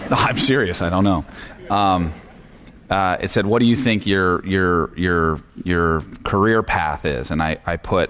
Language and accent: English; San Francisco Bay Area, California, United States; I grew up in the San Francisco Bay Area